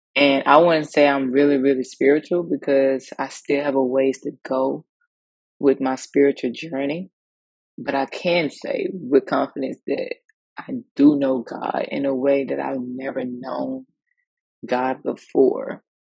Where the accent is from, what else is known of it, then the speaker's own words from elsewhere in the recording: Mississippi, United States; growing up in the South, um, Mississippi